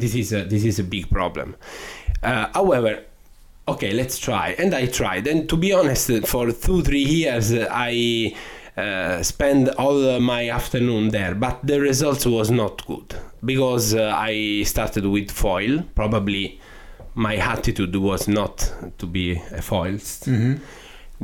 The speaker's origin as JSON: {"language": "English", "region": "Sicily", "country": "Italy", "tie": "born or raised there", "second_language": "English", "moved": "yes", "said": "my destiny uh, was being a lawyer in my hometown"}